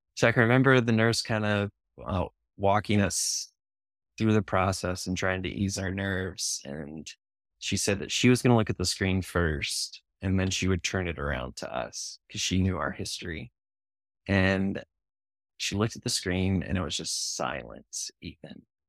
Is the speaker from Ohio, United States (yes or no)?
yes; Ohio, United States; moved away as an adult; now in Indianapolis, United States; I grew up in Ohio